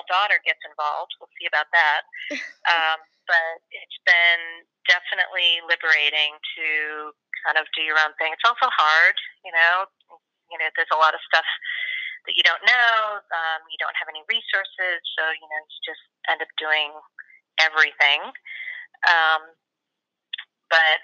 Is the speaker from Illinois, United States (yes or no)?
yes; Chicago, Illinois, United States; I'm from Chicago